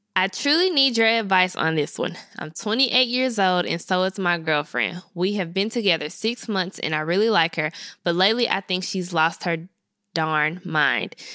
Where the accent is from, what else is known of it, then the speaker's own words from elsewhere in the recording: Memphis, Tennessee, United States; I'm from Memphis. I went to Colonial Middle School.